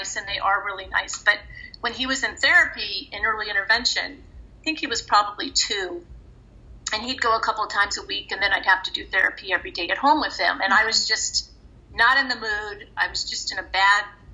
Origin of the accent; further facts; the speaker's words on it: Los Angeles, California, United States; also born or lived in Grants Pass, Oregon / Thousand Oaks, California; my husband and I were raised in the San Fernando Valley